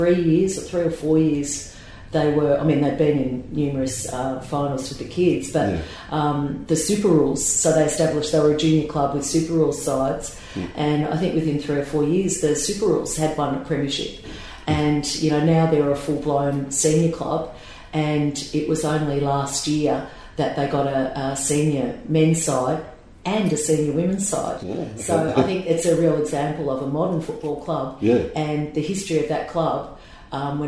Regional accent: country Victoria, Australia; also born or lived in Melbourne; I grew up in country Victoria

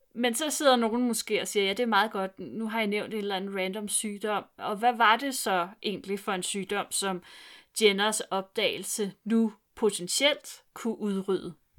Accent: Vestegnen, Capital Region of Denmark, Denmark; min opvækst på Vestegnen gør, at jeg ikke kan snakke jysk

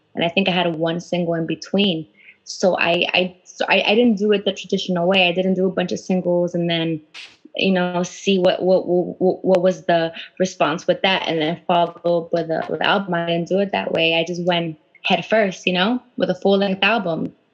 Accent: Huntington Park, California, United States; I'm from HP, and uh, we actually went to the same high school, you

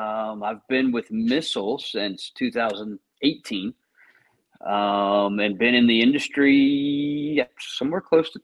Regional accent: South Florida, United States; moved away as an adult; also born or lived in Memphis, Tennessee; now in Middle Tennessee, United States; I grew up in South Florida and worked in the office there. Had a big corner office, kind of. Until 2012 when I moved to Middle Tennessee and started working from home.

